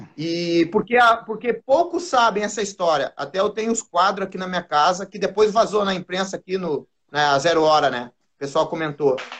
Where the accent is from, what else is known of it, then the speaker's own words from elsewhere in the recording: Porto Alegre, Rio Grande do Sul, Brazil; eu sou do bairro Sarandi, Zona Norte de Porto Alegre